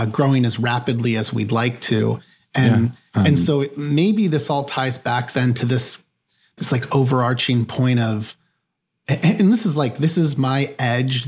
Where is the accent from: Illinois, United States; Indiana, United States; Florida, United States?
Indiana, United States; near Chicago, Northwest; I grew up in the Midwest. So I grew up near Chicago in a Northwest Indiana region